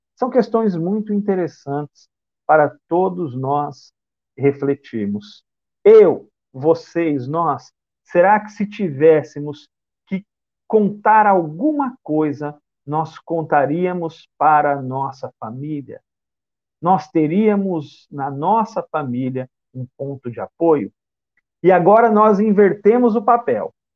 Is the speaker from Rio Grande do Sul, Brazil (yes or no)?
no; Bauru, São Paulo, Brazil; now in Salvador, Brazil; eu resido em Salvador, mas eu sou do interior do estado de São Paulo, da cidade de Bauru